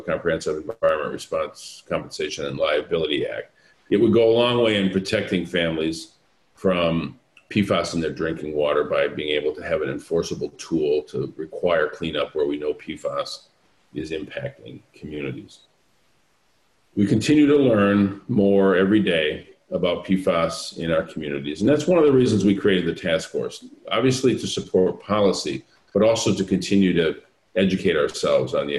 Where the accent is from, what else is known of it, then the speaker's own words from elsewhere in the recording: Flint, Michigan, United States; my hometown of Flint